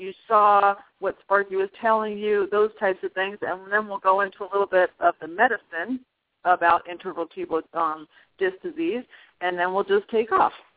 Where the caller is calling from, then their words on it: Prescott Valley, Arizona, United States; I'm calling you from Holistic Veterinary Care and Acupuncture Center here in Prescott Valley, Arizona